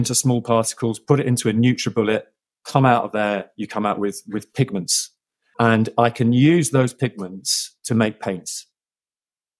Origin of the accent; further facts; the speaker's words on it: London, United Kingdom; I am a Londoner. I've been brought up in the outskirts of London, the suburbs